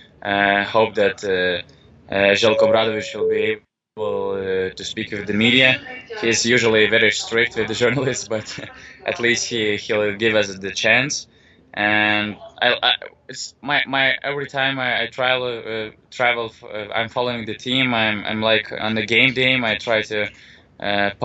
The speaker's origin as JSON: {"language": "English", "town": "Panevėžys", "region": "Panevėžys County", "country": "Lithuania", "tie": "born or raised there", "moved": "as an adult", "lives_now": "Vilnius, Lithuania", "said": "Originally, I was born in Panevėžys, but now I'm living in Vilnius"}